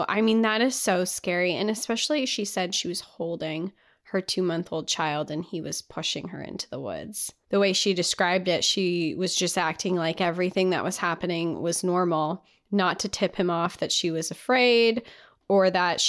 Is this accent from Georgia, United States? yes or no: no; Utah, United States; I was born and raised in Utah, just 3 or 4 hours away from the Big Five. I grew up going to national parks.